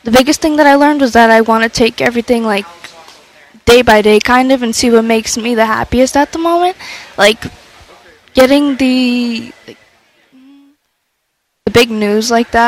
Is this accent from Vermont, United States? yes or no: no; Boston, Massachusetts, United States; also born or lived in Milton, Massachusetts; I grew up in Dorchester